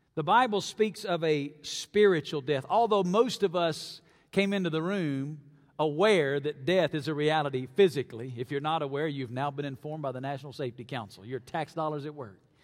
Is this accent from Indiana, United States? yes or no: no; North Alabama, United States; moved away as an adult; now in Las Vegas, United States; I grew up in North Alabama